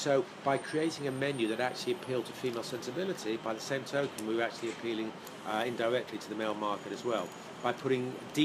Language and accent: English; Jersey; moved away as an adult; now in United States